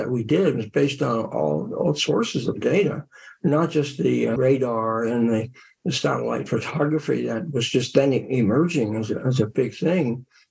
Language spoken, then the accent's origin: English; near Reading, eastern Pennsylvania, United States; Grew up in eastern Pennsylvania in a farming community.